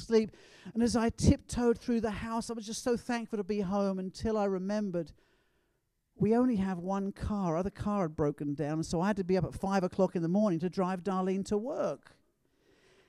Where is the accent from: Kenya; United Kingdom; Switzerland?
United Kingdom; England; being an Englishman